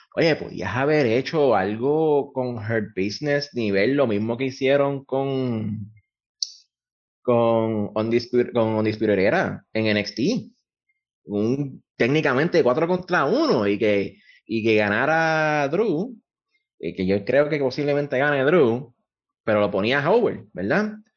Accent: Puerto Rico

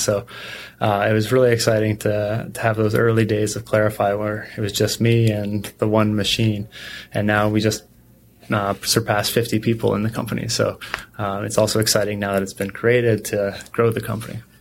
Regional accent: Canada; I grew up in Canada

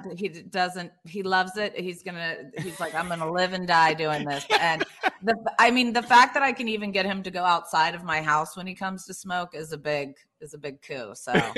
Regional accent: Hilton Head Island, South Carolina, United States; also born or lived in Indiana; I grew up in Hilton Head, that's only 12 miles long

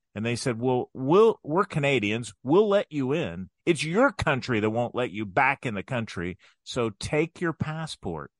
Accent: Crawfordsville, Indiana, United States; also born or lived in Frankfort, Indiana; growing up in Crawfordsville

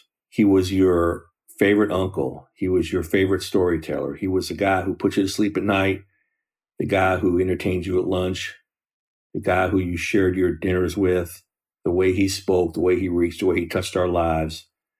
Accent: Seattle, Washington, United States; now in Los Angeles, United States; I was overwhelmed. I came from Seattle. I was overwhelmed by the traffic, overwhelmed by the noise.

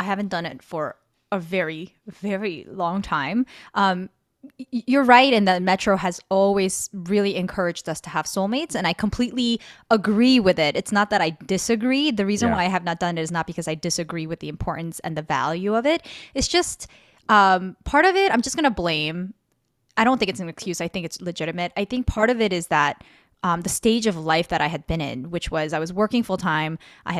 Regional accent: Guatemala; also born or lived in New Jersey; I said, I'm from New Jersey, but I grew up in Guatemala.

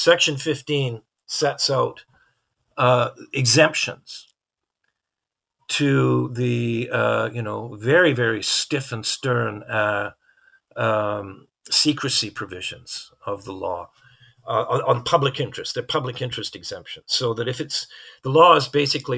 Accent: Canada; as a Canadian

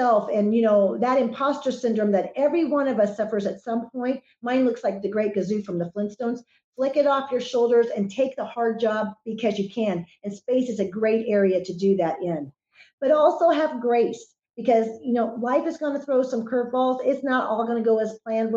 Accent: Wichita, Kansas, United States; I've spent most of my life, growing up in Kansas

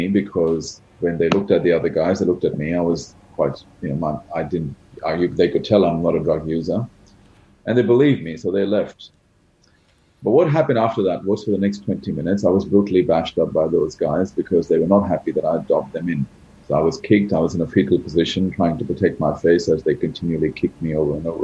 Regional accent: Australia; also born or lived in India; I was born in India, which is a country where there's obviously a lot of poverty. And, I came from an average middle-class background. My parents never really had money. And then when I was very young, we migrated to Australia.

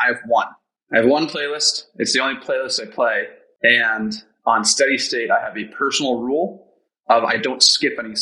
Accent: Andover, Massachusetts, United States; also born or lived in Boston, Massachusetts; now in Somerville, United States; I'm from Boston, Massachusetts, originally from Andover, Mass. I live in Somerville

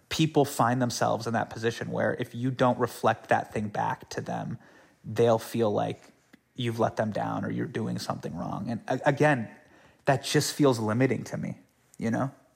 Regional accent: California, United States; born or raised there

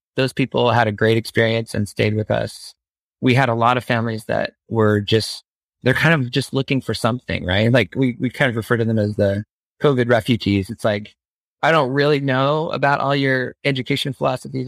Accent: Phoenix, Arizona, United States; growing up in the Phoenix suburbs

